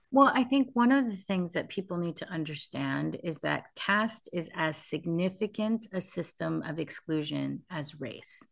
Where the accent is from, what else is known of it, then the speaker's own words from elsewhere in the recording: United States; I grew up in the United States